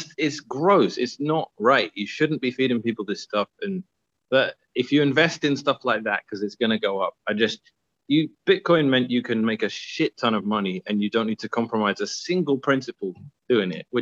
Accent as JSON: {"language": "English", "region": "London", "country": "United Kingdom", "tie": "born or raised there", "moved": "yes", "said": "I grew up in Southeast London."}